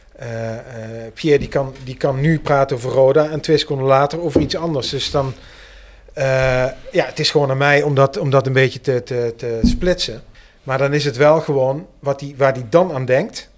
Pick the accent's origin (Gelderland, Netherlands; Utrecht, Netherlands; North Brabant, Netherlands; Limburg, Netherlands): Limburg, Netherlands; Heerlen; ik ben in Heerlijk geboren.